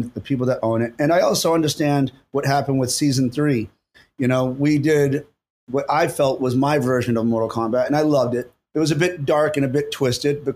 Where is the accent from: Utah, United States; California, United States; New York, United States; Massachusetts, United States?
Massachusetts, United States; Boston; I was born and raised in Boston.